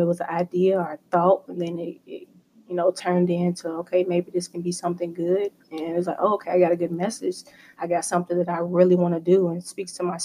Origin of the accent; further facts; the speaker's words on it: Louisville, Kentucky, United States; growing up in Louisville, playing basketball